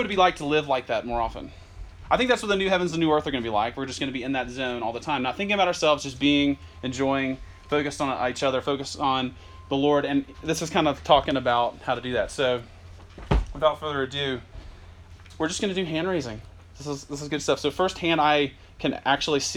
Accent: Kennesaw, Georgia, United States; moved away as an adult; also born or lived in Macon, Georgia / Jackson, Mississippi; now in St. Louis, United States; I'm originally from Georgia, some of Georgia folks. I'm from Kennesaw, grew up in Kennesaw

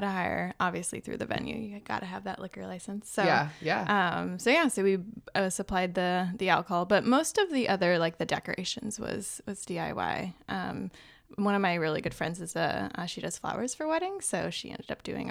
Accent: San Diego, California, United States; also born or lived in New York; now in California, United States; actually from New York, and then we moved to California 4 months before the actual event itself. But I'm from San Diego

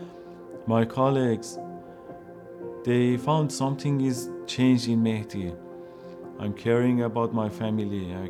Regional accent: Iran; English is a second language; moved away as an adult; also born or lived in Turkey; now in Canada; I was born in a Muslim family. Starting asking questions from them about religion, they couldn't answer me, and also in school, mosque, but no one could answer me. And then I left my house, my city, to south of Iran

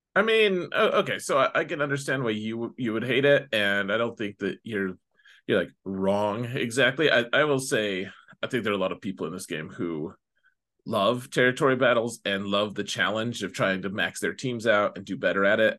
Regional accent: United States; me being an American

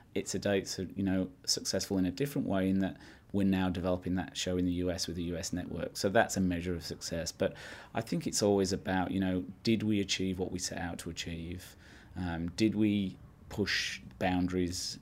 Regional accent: Yorkshire and the Humber, United Kingdom; I grew up in Yorkshire from a farming family

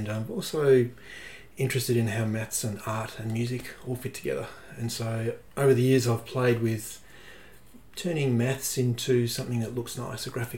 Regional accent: Perth, Western Australia, Australia; moved away as an adult; I grew up in Western Australia, in Perth, and studied over there

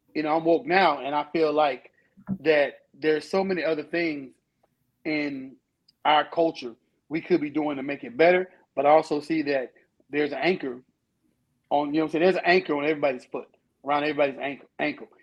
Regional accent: United States; I'm American. I was born here. My parents were born here.

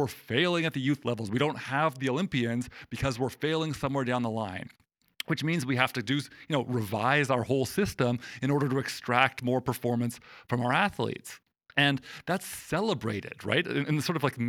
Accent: Canada; growing up in Canada

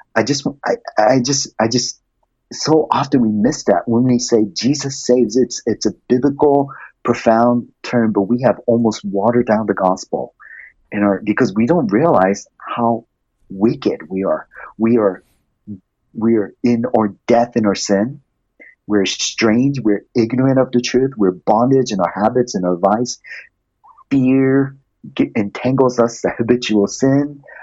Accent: Japan; also born or lived in Malaysia; now in United States; I grew up in Japan majority of my life.

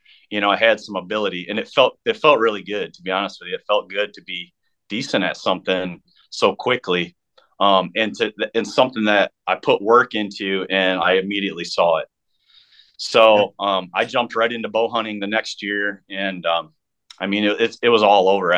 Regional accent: Jackson, Michigan, United States; we have a really big, bow shop in my hometown, or my old hometown of Jackson, Michigan

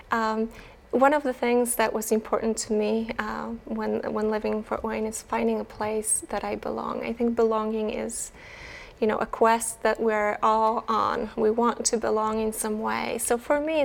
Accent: Poland; I am from Poland

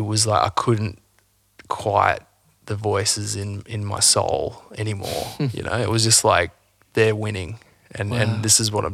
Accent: Coomera, Queensland, Australia; also born or lived in Byron Bay; I actually grew up like south of Brisbane, so north Gold Coast, you know, Coomera.

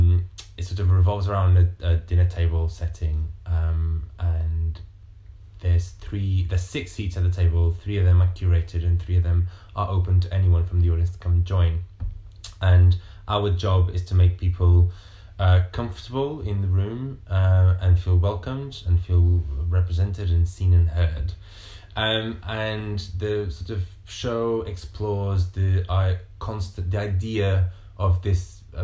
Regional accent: Montemor-o-Velho, Coimbra District, Portugal; moved away as an adult; also born or lived in London, United Kingdom; now in United Kingdom; I lived in a very rural town outside of Coimbra in Portugal called Montemor

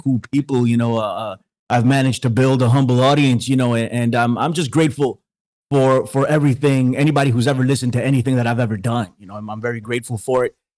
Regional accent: New York, United States; I'm from New York

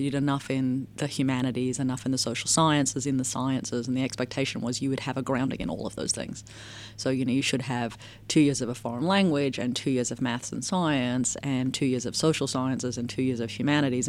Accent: Australia; moved away; as an Australian

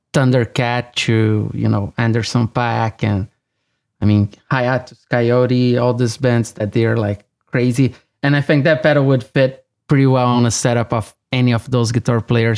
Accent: São Paulo, Brazil; now in Los Angeles, United States; I was born and raised in Brazil, in São Paulo.

